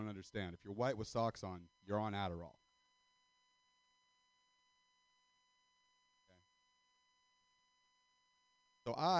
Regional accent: Stockton, California, United States; I'm from Central Valley, California. I'm not from Stockton for nothing

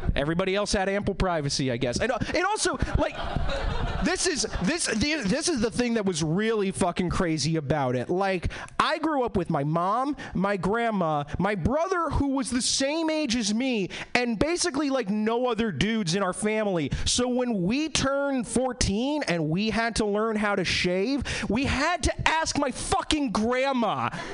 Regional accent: East Coast, United States; now in Seattle, United States; I was born and bred in the East Coast.

